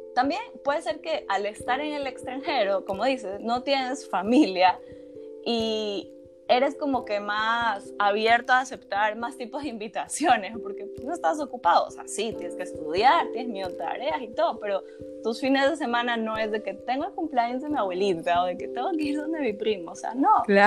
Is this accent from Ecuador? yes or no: yes; Guayaquil, Guayas, Ecuador; moved away; nosotros que somos de Guayaquil